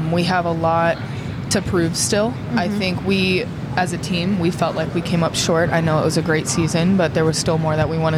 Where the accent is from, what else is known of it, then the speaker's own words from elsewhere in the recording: Midwest, United States; I'm from the Midwest, so we deal with a lot of snow.